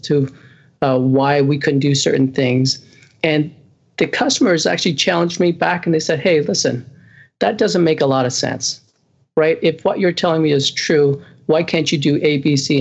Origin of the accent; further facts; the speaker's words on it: Canada; I'm Canadian.